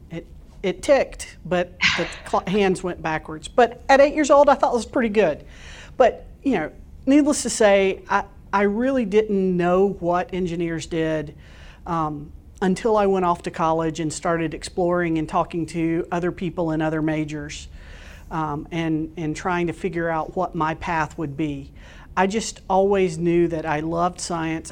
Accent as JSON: {"language": "English", "region": "Florida Panhandle", "country": "United States", "tie": "born or raised there", "moved": "yes", "said": "I grew up in a very, very small town in the Panhandle of Florida."}